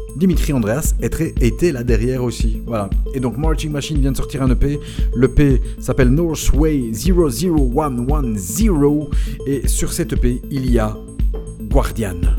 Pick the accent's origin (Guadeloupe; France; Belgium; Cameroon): Belgium; chez nous en Belgique